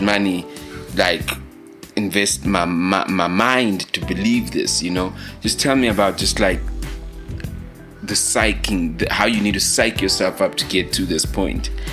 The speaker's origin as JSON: {"language": "English", "town": "Leondale", "region": "Gauteng", "country": "South Africa", "moved": "yes", "said": "i'm from Leondale"}